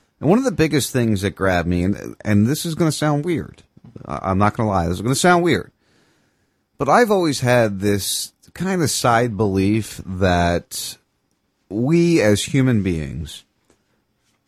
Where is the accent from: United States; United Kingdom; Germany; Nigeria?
United States; outside Philadelphia, New Jersey; moved away; I grew up outside Philadelphia. Camden, New Jersey was, you know, a 20-minute drive from my house